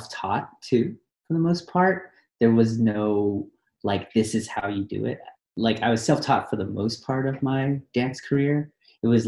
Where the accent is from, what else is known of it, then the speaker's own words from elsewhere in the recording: Oakland, California, United States; growing up in the ghetto, because I was born in Oakland